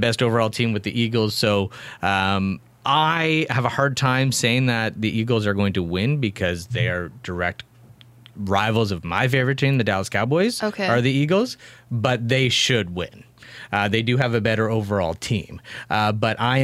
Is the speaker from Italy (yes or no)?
no; Kingston, Ontario, Canada; moved away as an adult; also born or lived in Kitchener; now in Belleville, Canada; I grew up in Kingston where there were 9 high schools.